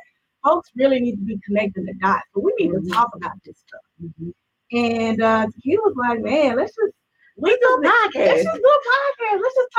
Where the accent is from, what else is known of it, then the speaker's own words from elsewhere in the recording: Little Rock, Arkansas, United States; Like, we just two girls from around the way, from the South, girls raised in the South. I'm from Little Rock, Arkansas. That's my hometown. Shout out to Little Rock. L Rock, you know what I'm saying?